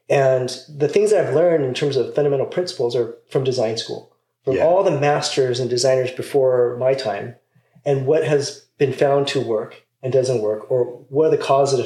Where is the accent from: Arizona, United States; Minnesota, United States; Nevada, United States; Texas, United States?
Nevada, United States; Las Vegas; moved away as an adult; also born or lived in Pasadena, California; I grew up actually in Las Vegas. So not California.